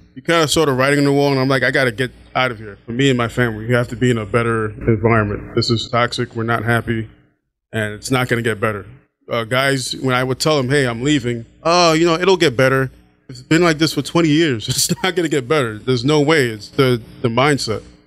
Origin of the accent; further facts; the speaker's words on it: New York City, New York, United States; moved away as an adult; also born or lived in Baltimore; I'm originally from Brooklyn, New York.